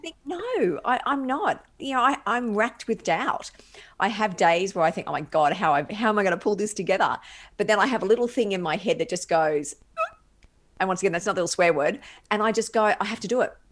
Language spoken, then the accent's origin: English; Brisbane, Queensland, Australia; moved away; So I'm a Brisbane girl by birth.